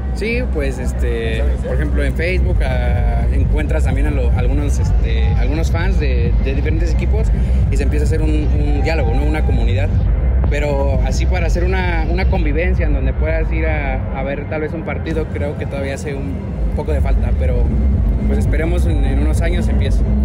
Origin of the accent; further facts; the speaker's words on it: Oaxaca, Mexico; Somos de Oaxaca